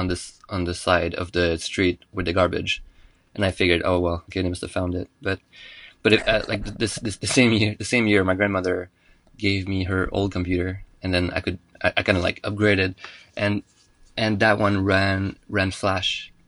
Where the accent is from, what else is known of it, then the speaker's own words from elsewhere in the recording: Montreal, Quebec, Canada; first language French; English is a second language; I'm from Montreal. Well, in the suburbs of Montreal.